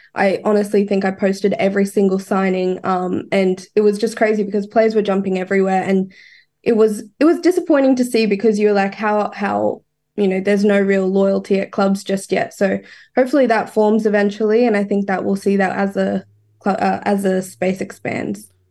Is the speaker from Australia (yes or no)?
yes; Queensland, Australia; I am a Queenslander